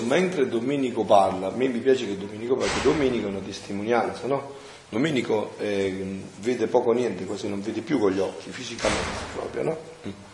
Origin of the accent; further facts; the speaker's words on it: Avellino area, Campania, Italy; moved away; nel mio paese, un paese di montagna dell'Apellinese